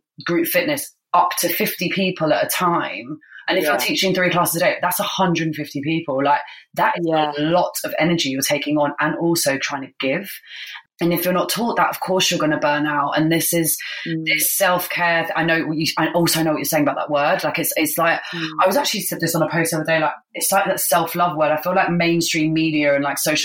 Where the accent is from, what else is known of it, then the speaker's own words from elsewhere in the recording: United Kingdom; as British people